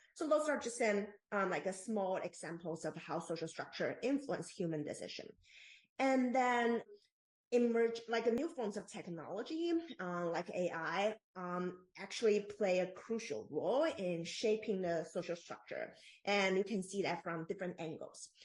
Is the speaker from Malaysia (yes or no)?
no; Taiwan; moved away as an adult; now in Bay Area, United States; I am born and raised in Taiwan